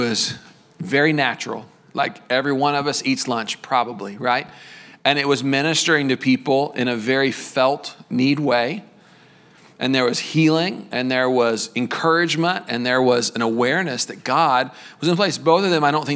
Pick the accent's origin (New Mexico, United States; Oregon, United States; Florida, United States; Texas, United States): Texas, United States; We're from Texas